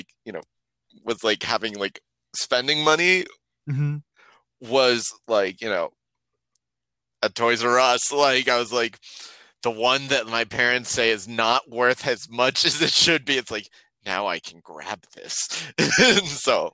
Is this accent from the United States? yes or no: yes; Arizona, United States; I'm from Arizona where our test scores are pretty atrocious